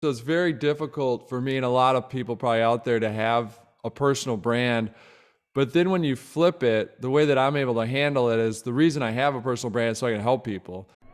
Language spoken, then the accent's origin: English; Midwest, United States; I'm from the Midwest, I'm from the Midwest